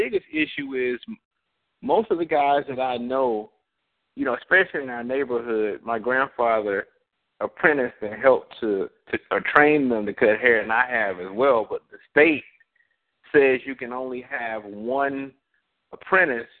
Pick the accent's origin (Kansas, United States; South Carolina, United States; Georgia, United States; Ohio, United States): Georgia, United States; South; I'm actually from South Georgia, Moody Air Force Base